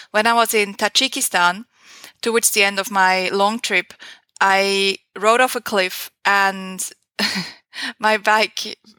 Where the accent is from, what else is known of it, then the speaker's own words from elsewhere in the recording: Switzerland; English is a second language; It is so cliche. It was one of my first internships. I was still in high school, I think.